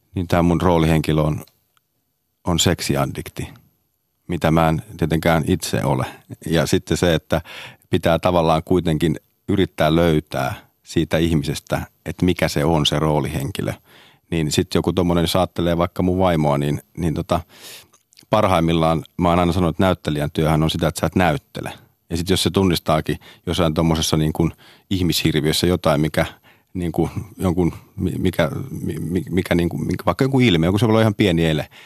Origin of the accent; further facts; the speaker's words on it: Hyvinkää, Uusimaa, Finland; also born or lived in Sodankylä; Me muutettiin Sodankylästä Hyvinkäälle. Eli mä oon Hyvinkäälle, johon mä tätä Red Carpetia järjestin tänä vuonna ensimmäistä vuotta, niin, niin mä oon käynyt siellä kolmannesta luokasta niin kuin lukion loppuun